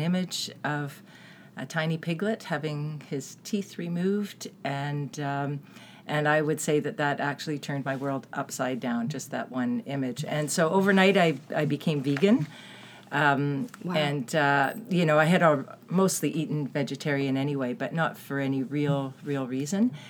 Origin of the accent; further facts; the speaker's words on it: Toronto, Ontario, Canada; moved away; also born or lived in Vancouver; I was born in Toronto, but I lived for 20 years in Vancouver.